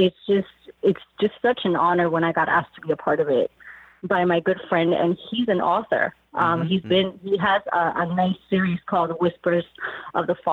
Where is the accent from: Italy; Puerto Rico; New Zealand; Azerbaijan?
Puerto Rico; Trujillo Alto; moved away as an adult; also born or lived in Miami, Florida; now in Florida, United States; I was born and raised in Trujillo Alto, Puerto Rico